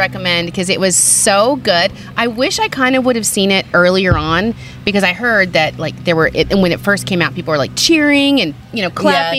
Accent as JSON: {"language": "English", "region": "Texas", "country": "United States", "tie": "born or raised there", "also_born_or_lived": "Phoenix, Arizona", "moved": "yes", "said": "I'm from Texas."}